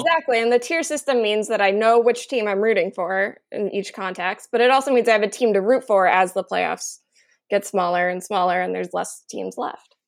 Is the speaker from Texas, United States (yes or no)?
no; San Diego, California, United States; my hometown team, the San Diego Gulls